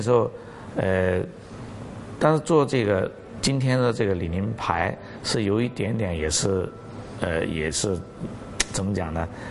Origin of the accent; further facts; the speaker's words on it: Guangxi, China; now in Hong Kong; 我广西人